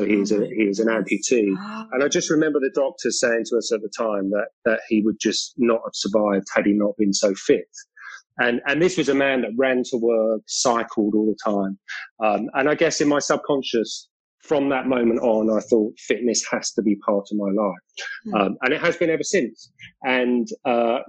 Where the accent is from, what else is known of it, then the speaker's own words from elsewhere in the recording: London, United Kingdom; accent: British; So I was born and raised in London, in South London. So I'm definitely a Londoner and a Londoner at heart